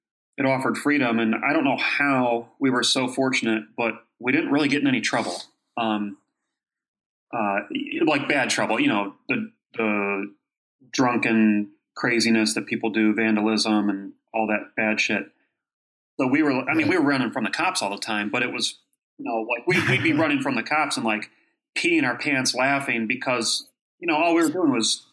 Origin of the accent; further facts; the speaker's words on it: Kent, Ohio, United States; moved away; I grew up in Ohio